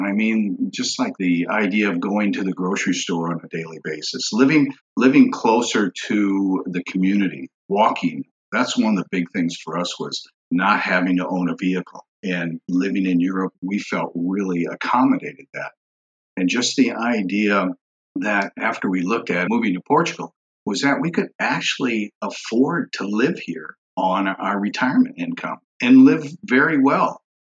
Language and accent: English; St. Louis, Missouri, United States; also born or lived in Vermont / Portland, Maine / Colorado / New Hampshire; We're originally from St. Louis, Missouri. We had a farm for 12 years in the Kingdom of Vermont. We lived in Portland, Maine for 8 years.